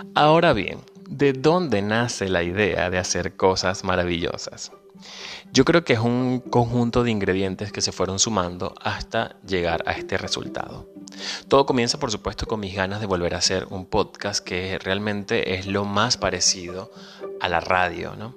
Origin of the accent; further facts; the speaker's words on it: Venezuela; moved away as an adult; now in Argentina; Soy venezolano, emigrante